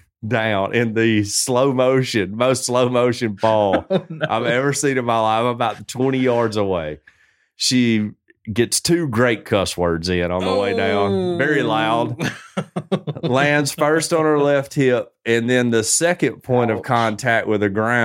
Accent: Alabama, United States; I'm not Irish. I'm from Alabama.

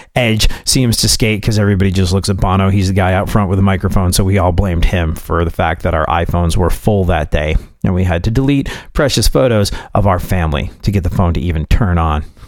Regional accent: England, United Kingdom; moved away as an adult; also born or lived in New York / Houston; being a New Yorker that grew up in England

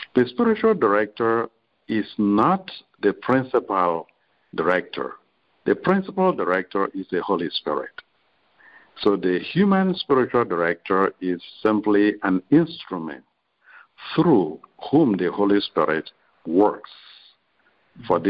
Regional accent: Nigeria; moved away as an adult; also born or lived in Rome / Chicago; I'm a Nigerian um, originally

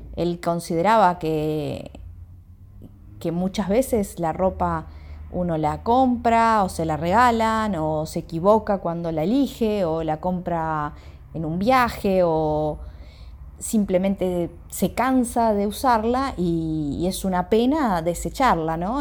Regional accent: Montevideo, Uruguay; soy de Montevideo, de Uruguay

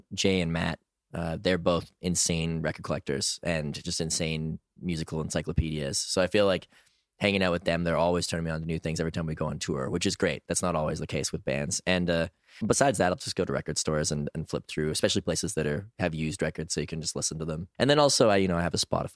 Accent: Edmonton, Alberta, Canada; also born or lived in Toronto, Canada; now in Montreal, Canada; that's where I live these days. I'm originally from Edmonton, Alberta

